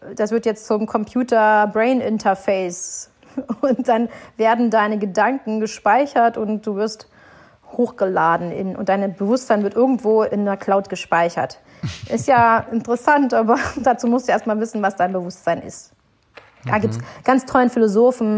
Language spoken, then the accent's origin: German; Berlin, Germany; Berlin ist meine Heimat